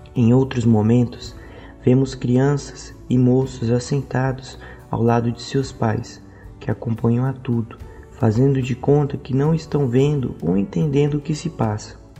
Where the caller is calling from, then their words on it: Goiânia, Goiás, Brazil; eu falo de Goiânia